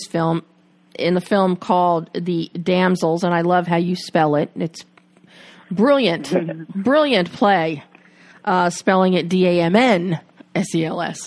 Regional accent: Plymouth Meeting, Pennsylvania, United States; I'm from Plymouth Meeting right outside, you know, Philly.

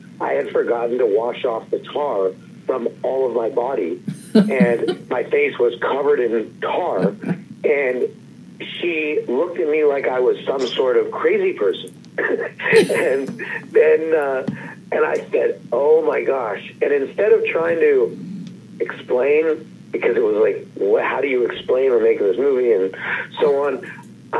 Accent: Los Angeles, California, United States; I grew up in Los Angeles

